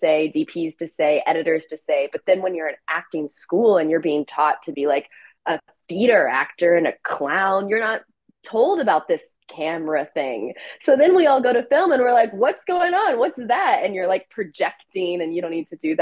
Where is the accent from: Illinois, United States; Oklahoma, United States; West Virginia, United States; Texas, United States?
Oklahoma, United States; Oklahoma City; moved away as an adult; also born or lived in New York City; I grew up in Oklahoma